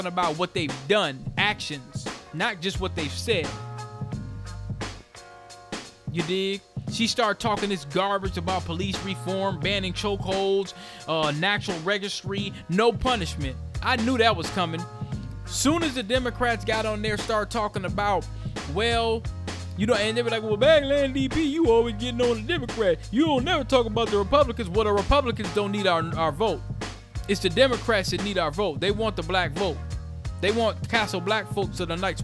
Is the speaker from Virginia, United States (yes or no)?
no; Minneapolis, Minnesota, United States; on 38th of Chicago in my hometown